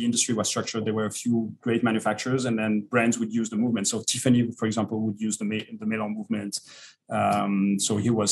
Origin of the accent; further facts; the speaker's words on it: Vallée de Joux, Vaud, Switzerland; I was born in the Vallée du Jour.